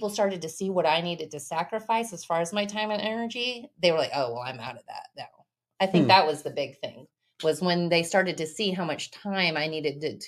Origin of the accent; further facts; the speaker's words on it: North Richland Hills, Texas, United States; also born or lived in Wilmington, North Carolina; I'm from Dallas, North Richland Hills. So I was raised in North Richland Hills